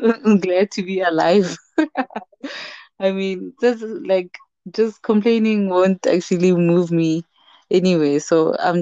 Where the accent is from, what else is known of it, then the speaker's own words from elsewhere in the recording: Mahikeng, North West, South Africa; also born or lived in Johannesburg, South Africa; now in Rustenburg, South Africa; I'm a Motswana woman, mother to a 6-year-old lovely boy, Oratile. And my background is in industrial psychology. And I'm from Rustenburg, born in Rustenburg, but bred in Mafikeng, and now we're back